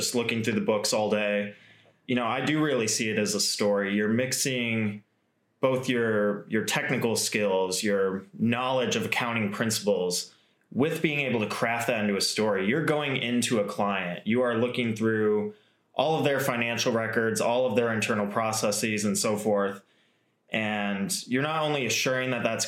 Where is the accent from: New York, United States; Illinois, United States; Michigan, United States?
Michigan, United States; Grand Rapids; I'm from Grand Rapids originally.